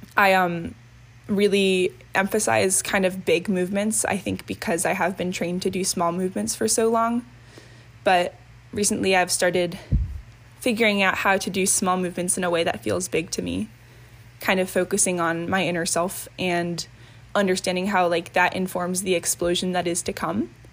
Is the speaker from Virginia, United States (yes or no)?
yes; Reston, Virginia, United States; I am from Reston, Virginia, and I'm 20 years old